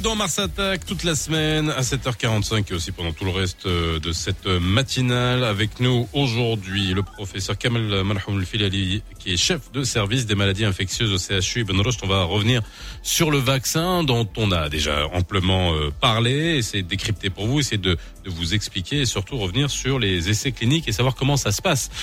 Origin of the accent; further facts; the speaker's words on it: Morocco; chez nous au Maroc